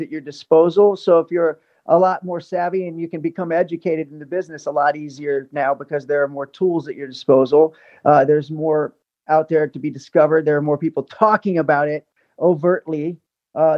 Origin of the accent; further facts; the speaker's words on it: Ohio, United States; also born or lived in New York / Los Angeles; now in Las Vegas, United States; my hometown in Ohio